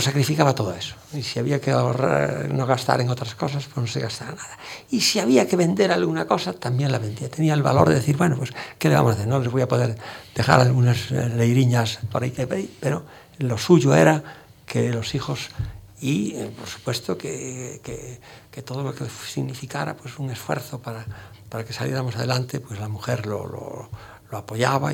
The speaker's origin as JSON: {"language": "Spanish", "region": "Galicia", "country": "Spain", "accent": "Galician", "moved": "yes", "lives_now": "Madrid, Spain", "said": "nuestro acento gallego pues es el, el eco que los gallegos eh, percibimos al hablar"}